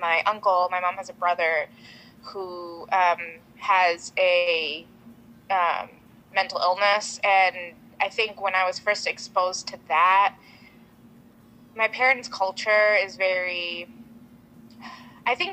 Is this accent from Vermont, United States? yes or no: yes; Vermont, United States; I'm Bengali American. My parents are both from Bangladesh, but I grew up in Vermont, very rural white Vermont